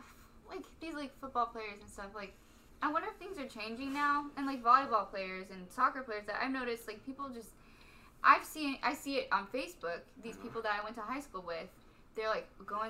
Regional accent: Stephenville, Texas, United States; Stephenville. Sorry, Stephenville.

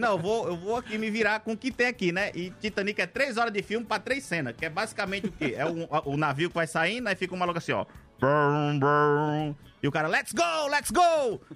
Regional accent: Cuncas, Ceará, Brazil; Eu sou do sertão, né? Que pra eles é colônia, nós é matuto. É. Do lado do sertão, sou de Cuncas.

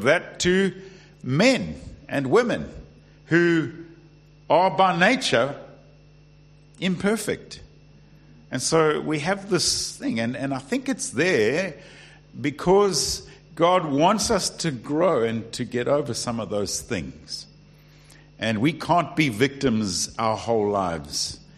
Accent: South Africa; now in United Kingdom; I am South African

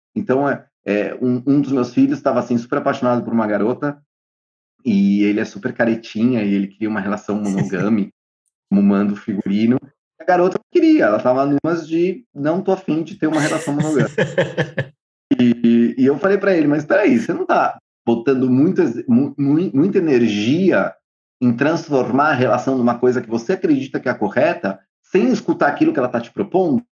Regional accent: São Paulo, Brazil; now in Buenos Aires, Argentina; eu sou de São Paulo, eu moro em Buenos Aires

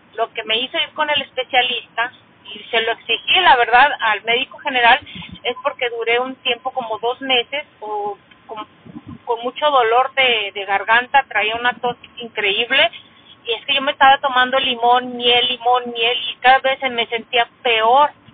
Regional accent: Mexico; como mexicana que soy

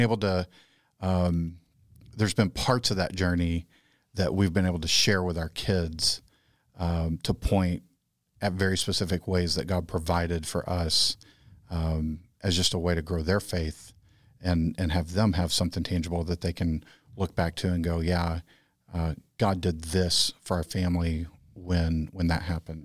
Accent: Texas, United States; moved away; I'm the Texan.

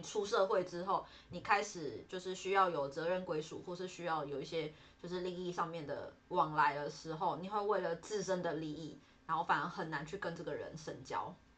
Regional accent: Nantou County, Taiwan; moved away; 然后他们家跟我们家刚好都在南投那里

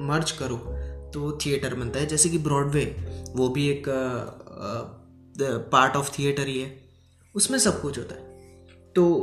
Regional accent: Gujarat, India; आ, मैं गुजरात से हूँ और काम में अभी बताऊँ तो मैं एक स्टूडेंट हूँ

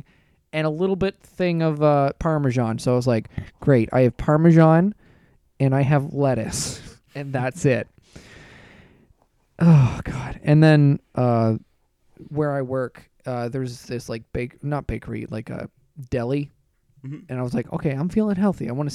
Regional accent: Thamesford, Ontario, Canada; my hometown. We have a Tim Hortons, an LCBO, no grocery store. We got Temsford Pizza.

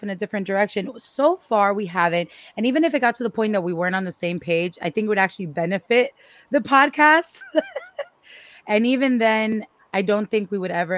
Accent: Miami, Florida, United States; I am from Miami and I am Cuban

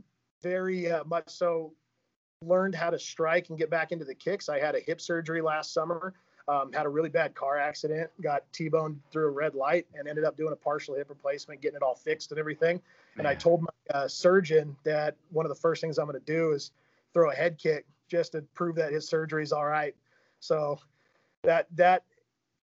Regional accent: Tri-Cities, Washington, United States; grew up in the ugly desert of Tri-Cities, Washington.

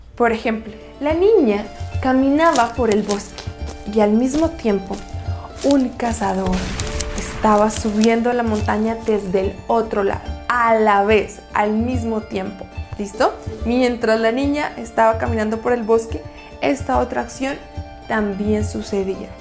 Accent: Colombia; soy colombiana

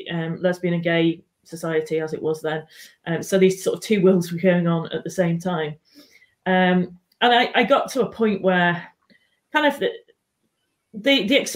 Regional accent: Manchester, North West England, United Kingdom; now in Newcastle, United Kingdom; I was born and brought up in Manchester, and I'm now based in Newcastle.

